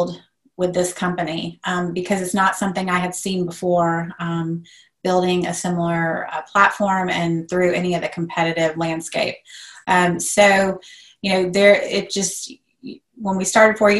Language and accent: English; Atlanta, Georgia, United States; I am originally from Atlanta. I love Atlanta. I'm never leaving Atlanta